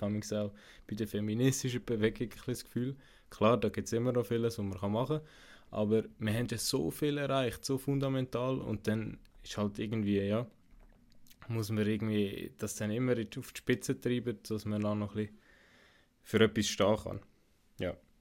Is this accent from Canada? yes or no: no; Zug, Switzerland; ich bin im Kanton Zug aufgewachsen